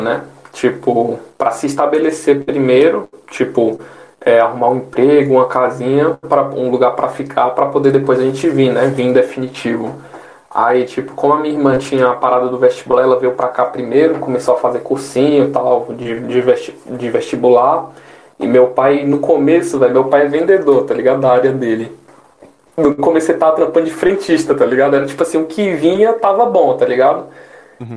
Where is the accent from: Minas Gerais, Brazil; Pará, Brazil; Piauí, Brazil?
Piauí, Brazil; Oeiras; now in São Paulo, Brazil; do estado que eu sou, que eu sou vivido e criado